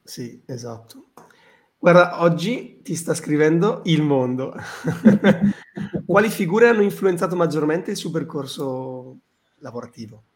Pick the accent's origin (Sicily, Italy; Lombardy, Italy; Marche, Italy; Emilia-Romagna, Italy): Emilia-Romagna, Italy; Bologna; io vengo, io vengo da Bologna